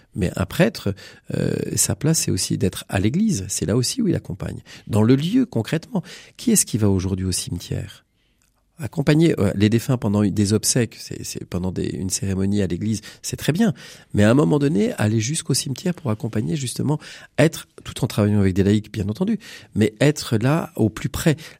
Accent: Bécon-les-Granits, Pays de la Loire, France; moi je suis d'un milieu rural, je suis originaire d'un petit village de Bécon-les-Granits.

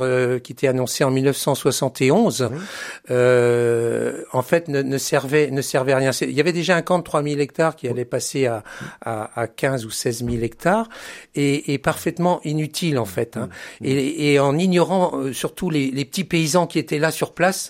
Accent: Centre-Val de Loire, France; moved away as an adult; also born or lived in Beauvais, Oise; on est originaire du, du Loiret. On a vécu jusqu'en 1980.

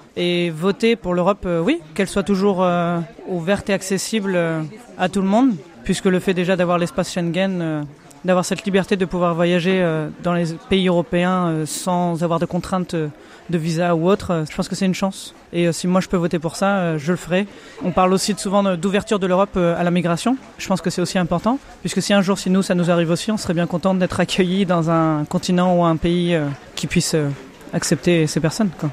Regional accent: Rouen, Normandy, France; je suis de Normandie à Rouen

